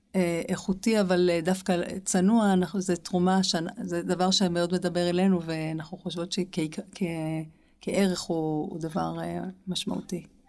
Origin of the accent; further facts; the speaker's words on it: Jerusalem, Jerusalem District, Israel; אנחנו שתינו גדלנו בירושלים